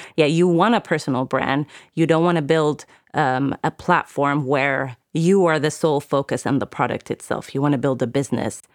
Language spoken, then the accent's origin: English; United Arab Emirates; moved away; I grew up in the Middle East, in the Emirates